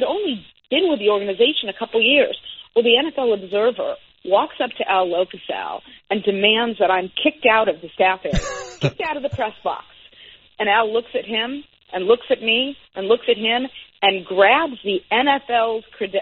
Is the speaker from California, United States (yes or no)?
yes; Los Angeles, California, United States; also born or lived in Bay Area; I came back down to my hometown of Los Angeles